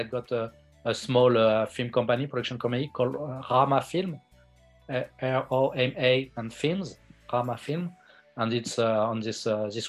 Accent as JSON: {"language": "English", "country": "France", "tie": "born or raised there", "also_born_or_lived": "India", "said": "I'm a French filmmaker. I was born in India, but I grew up my whole life in France."}